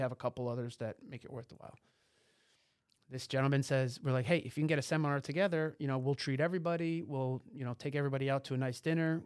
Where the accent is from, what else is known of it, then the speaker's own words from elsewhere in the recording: tri-state area, United States; also born or lived in Boston; Boston was a, uh, shell shocking for me coming from the tri-state area